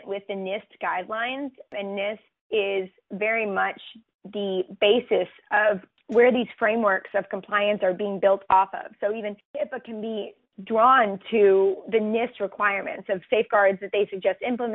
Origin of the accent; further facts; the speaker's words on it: Texas, United States; my home state, Texas